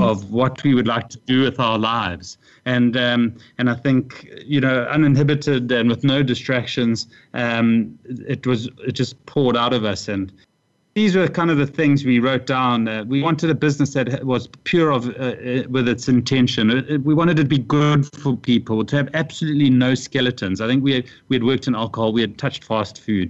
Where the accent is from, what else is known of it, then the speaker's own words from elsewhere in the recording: South Africa; also born or lived in Durban / Asia; when I returned to South Africa, I came to Cape Town